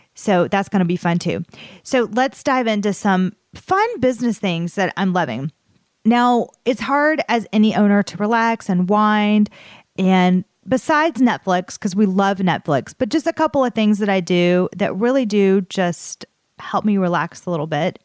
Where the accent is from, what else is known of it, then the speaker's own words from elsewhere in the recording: the South, United States; accent: Southern; my Southern accent